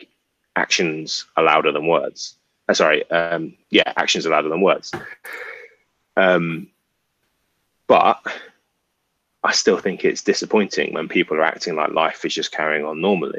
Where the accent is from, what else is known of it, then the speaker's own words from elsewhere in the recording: England, United Kingdom; now in London, United Kingdom; we're West Indian by heritage, but we grew up in England